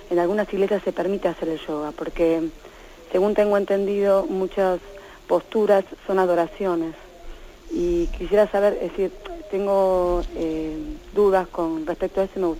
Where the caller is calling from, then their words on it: Madrid, Community of Madrid, Spain; de Madrid.